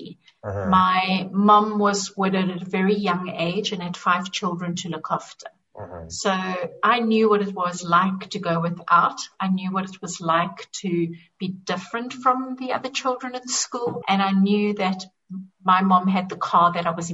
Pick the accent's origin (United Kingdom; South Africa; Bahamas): South Africa; Cape Town, Western Cape; moved away; I'm from South Africa, from Cape Town